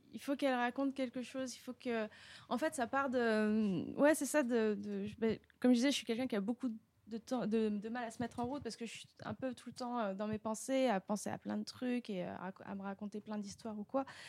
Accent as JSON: {"language": "French", "area": "Paris region", "region": "Île-de-France", "country": "France", "lives_now": "Montreuil, France", "said": "je viens de la région parisienne, voilà, et puis de Paris euh, où j'ai habité euh, assez longtemps. Maintenant, je suis à Montreuil"}